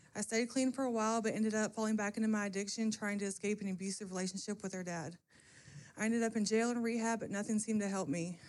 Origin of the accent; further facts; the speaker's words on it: Calhoun, Kentucky, United States; I'm from Calhoun, Kentucky.